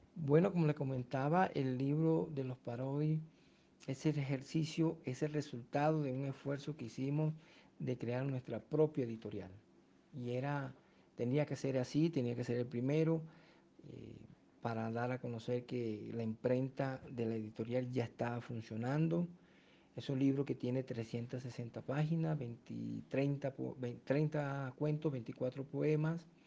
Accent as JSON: {"language": "Spanish", "town": "Fonseca", "region": "La Guajira", "country": "Colombia", "also_born_or_lived": "Ipiales", "moved": "yes", "said": "soy de Fonseca en el departamento de La Guajira"}